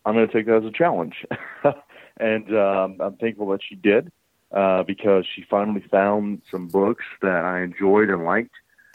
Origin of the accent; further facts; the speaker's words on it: Columbus, Georgia, United States; also born or lived in Henry County, Georgia / Carrollton, Georgia; now in Atlanta, United States; Originally, I am from Columbus, Georgia, down by Fort Benning and all that. And then in high school, I lived in Henry County, just south of Atlanta